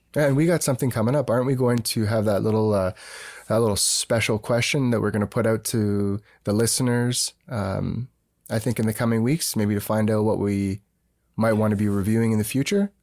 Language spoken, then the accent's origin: English; Canada; we're Canadian